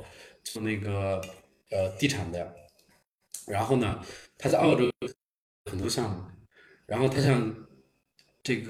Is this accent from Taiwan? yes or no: no; Shanghai, China; moved away as an adult; now in Atlanta, United States; 我来来自上海，从上海过来，对我是一五年啊、就开始到这边来